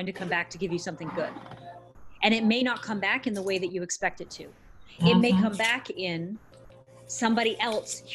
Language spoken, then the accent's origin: English; Canada; I'm Canadian